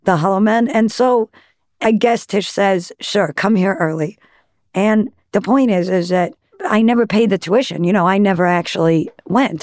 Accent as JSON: {"language": "English", "town": "Great Neck", "region": "New York", "country": "United States", "tie": "born or raised there", "also_born_or_lived": "Manhattan, New York City"}